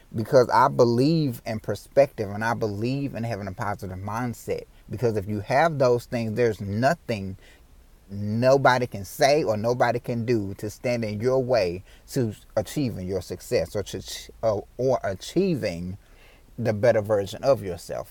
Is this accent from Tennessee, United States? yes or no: yes; Memphis, Tennessee, United States; I was born and raised in Memphis, Tennessee